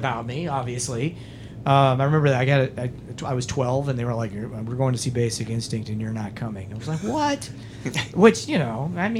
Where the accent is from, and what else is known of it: Schuyler, Nebraska, United States; born or raised there